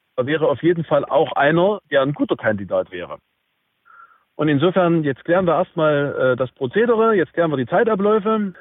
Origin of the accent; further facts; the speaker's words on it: Saxony, Germany; bei uns in Sachsen